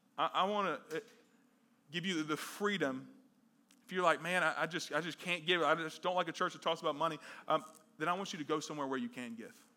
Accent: the South, United States; growing up in the South

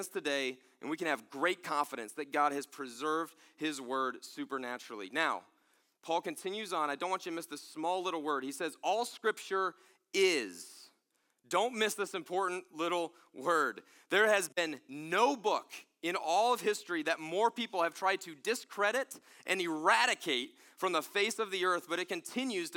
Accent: Pennsylvania, United States; I'm from Pennsylvania

